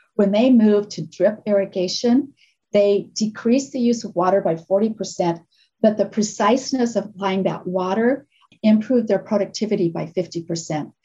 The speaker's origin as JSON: {"language": "English", "region": "Nebraska", "country": "United States", "moved": "yes", "said": "I come from Nebraska"}